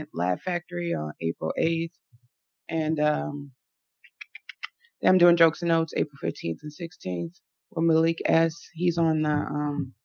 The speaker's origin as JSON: {"language": "English", "town": "Lake Forest", "region": "Illinois", "country": "United States", "tie": "born or raised there", "said": "I grew up in Lake Forest"}